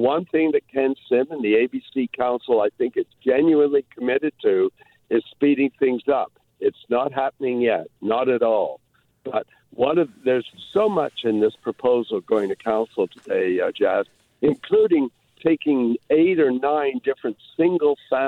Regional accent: Toronto, Ontario, Canada; now in Vancouver, Canada; I grew up in Toronto

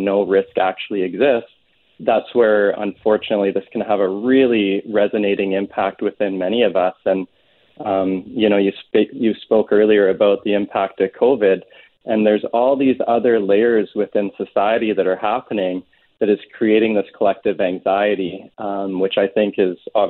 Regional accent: Canada; living in Canada and being a Canadian

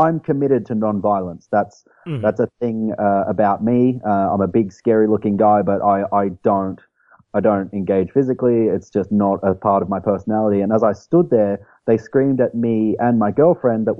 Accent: Queensland, Australia; accent: Australian; moved away as an adult; now in Montgomery, United States; So I'm from Australia. Like, I'm from Queensland, Australia.

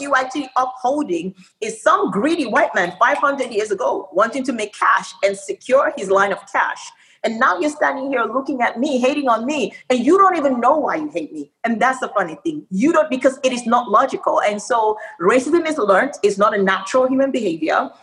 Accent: Nigeria; moved away; also born or lived in Australia; I spent my um, early formative years in Nigeria, and then I went to Australia

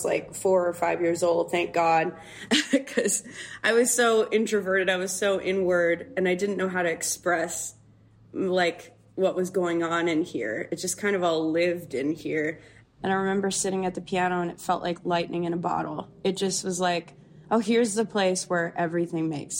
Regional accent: Canada; I grew up in Canada, which has, you know, a 6 month winter, give or take.

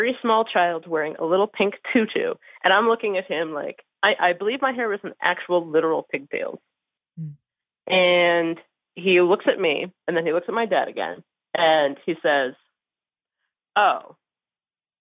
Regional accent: Cincinnati, Ohio, United States; I grew up in Cincinnati

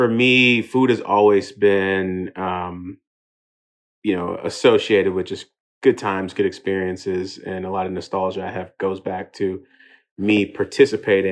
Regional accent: Houston, Texas, United States; also born or lived in England; I'm Nigerian. Was actually born in England, but made it out to Houston by the age of three. And ultimately grew up in a Nigerian household in America.

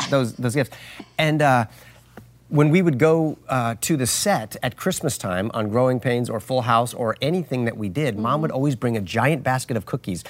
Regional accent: California, United States; I was from California

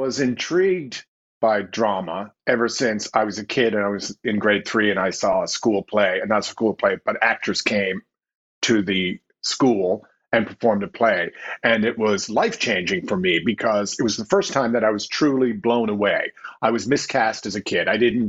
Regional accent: Newfoundland and Labrador, Canada; Okay, well, I'm from Newfoundland and Labrador, and it's interesting you say it's an independent spirit because Newfoundland was independent until 1949.

